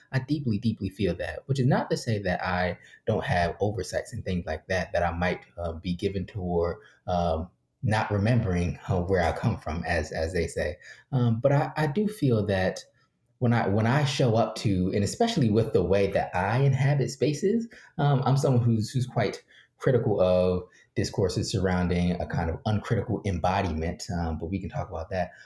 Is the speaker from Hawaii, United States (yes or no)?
no; Philadelphia, Pennsylvania, United States; I grew up working poor in Philly